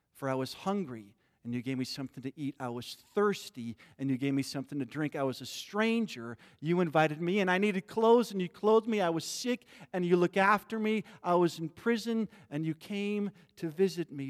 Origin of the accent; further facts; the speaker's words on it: Midwest, United States; I grew up in the Midwest